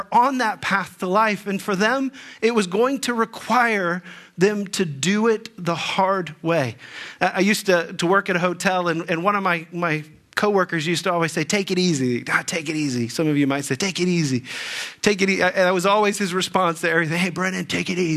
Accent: Dayton, Ohio, United States; moved away as an adult; also born or lived in Texas; now in Northeast Ohio, United States; I grew up in the Dayton area

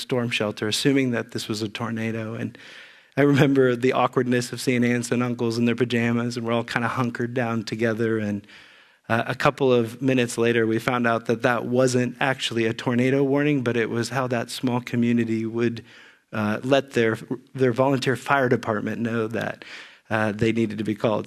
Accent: Xenia, Ohio, United States; moved away; also born or lived in California; I grew up in Ze, near Xenia, Ohio

